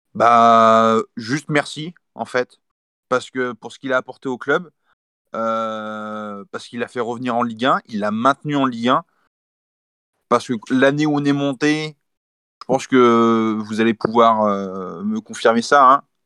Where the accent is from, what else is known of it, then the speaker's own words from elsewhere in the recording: Saumur, Pays de la Loire, France; moi, je suis pas natif d'Angers. Je suis natif de Saumur, donc à 45 minutes d'Angers.